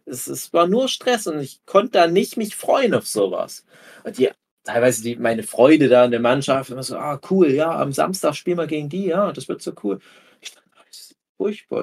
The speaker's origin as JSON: {"language": "German", "area": "Erzgebirge", "region": "Saxony", "country": "Germany", "tie": "born or raised there", "said": "meine Heimat des Erzgebirge"}